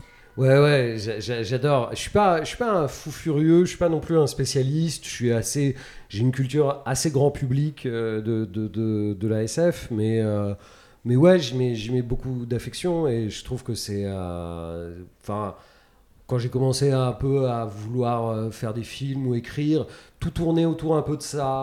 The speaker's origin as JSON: {"language": "French", "country": "France", "said": "on est français"}